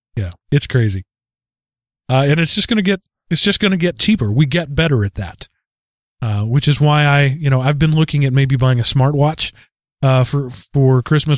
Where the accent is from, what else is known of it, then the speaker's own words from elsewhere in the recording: United States; being an American